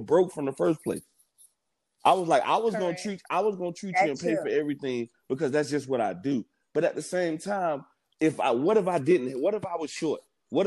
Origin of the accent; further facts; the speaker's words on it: Miami, Florida, United States; I'm from Miami, so it came with an attitude.